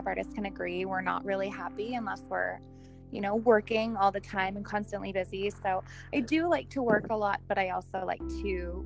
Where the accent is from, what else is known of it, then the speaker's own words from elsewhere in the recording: Southern California, United States; also born or lived in Orange County, California; now in Napa Valley, United States; I grew up in Southern California